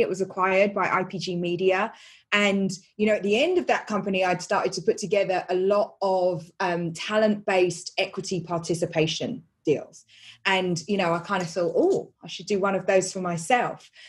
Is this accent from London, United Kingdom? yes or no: yes; London, United Kingdom; I grew up in East London, which is, you know, not that nice, or it wasn't when I was little